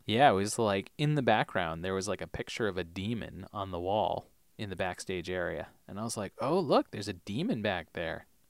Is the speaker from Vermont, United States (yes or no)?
yes; Vermont, United States; Growing up in Vermont